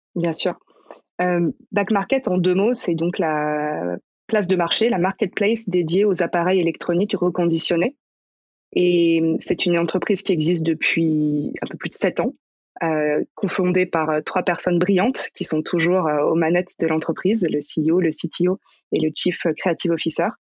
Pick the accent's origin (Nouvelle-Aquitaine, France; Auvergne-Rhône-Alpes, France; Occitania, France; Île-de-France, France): Île-de-France, France; Paris region, near Versailles; j'ai grandi en région parisienne, à côté de Versailles.